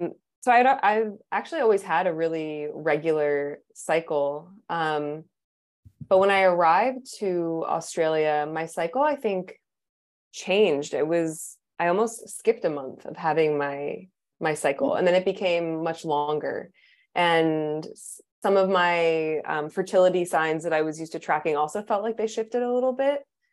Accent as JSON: {"language": "English", "region": "East Coast", "country": "United States", "tie": "born or raised there", "also_born_or_lived": "San Francisco, United States", "lives_now": "Portugal", "said": "But I'm originally from the East Coast. That's where I grew up."}